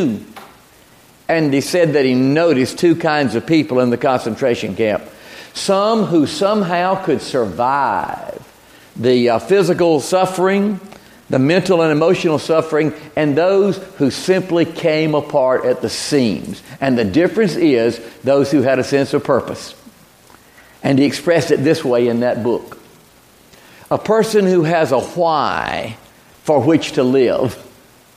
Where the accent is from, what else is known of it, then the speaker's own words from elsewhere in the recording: Dothan, Alabama, United States; moved away as an adult; also born or lived in Bainbridge, Georgia, United States / New Orleans, Louisiana, United States; I grew up in Bainbridge, Georgia, my childhood years, my teenage years in Dothan, Alabama.